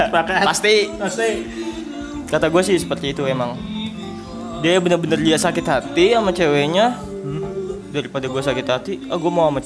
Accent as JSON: {"language": "Indonesian", "region": "Jakarta", "country": "Indonesia", "tie": "born there", "said": "gua kan lahirnya di Jakarta"}